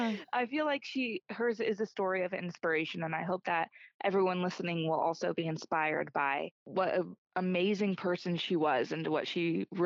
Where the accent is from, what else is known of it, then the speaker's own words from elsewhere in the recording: Oregon, United States; now in Florida, United States; I was born in Oregon and I love the Pacific Northwest and mountains and not swamps.